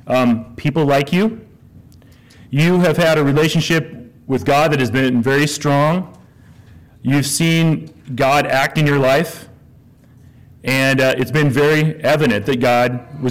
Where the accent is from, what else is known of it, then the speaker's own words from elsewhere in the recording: Lawrence, United States; now in La Verne, United States; I grew up in Lawrence